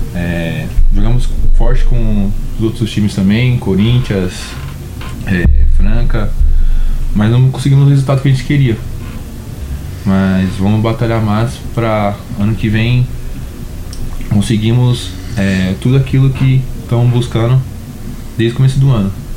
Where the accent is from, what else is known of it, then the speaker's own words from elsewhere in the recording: São Paulo, Brazil; eu sou de São Paulo